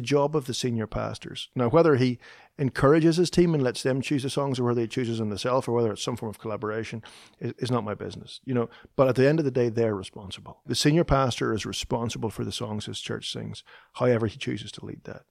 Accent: Northern Ireland, United Kingdom; moved away as an adult; now in Nashville, United States; Kristen and I both grew up in the north of Ireland

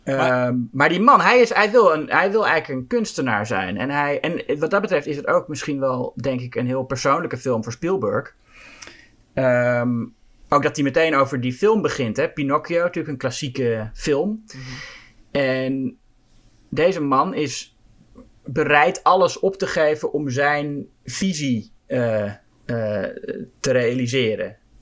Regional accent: Netherlands; als Nederlander

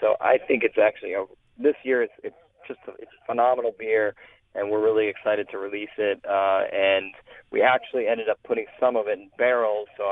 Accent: Denver, Colorado, United States; moved away; I was born in Denver

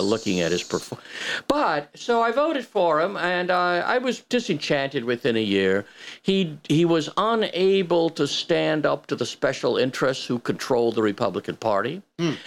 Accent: United States

